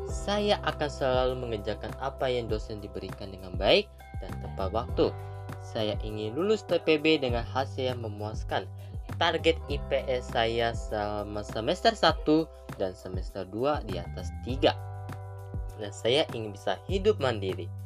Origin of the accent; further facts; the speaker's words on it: Bekasi, West Java, Indonesia; Saya dari kelompok 2. Saya berasal dari Bekasi